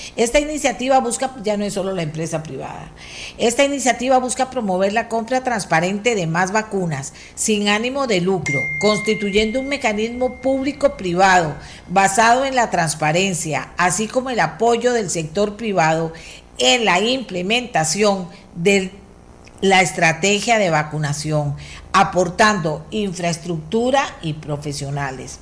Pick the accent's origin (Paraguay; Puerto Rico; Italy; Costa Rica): Costa Rica; nosotros somos ticos también